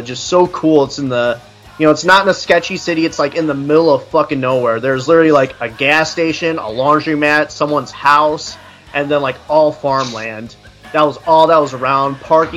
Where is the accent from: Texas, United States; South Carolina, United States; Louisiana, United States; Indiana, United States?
Indiana, United States; Goshen; Goshen, Indiana.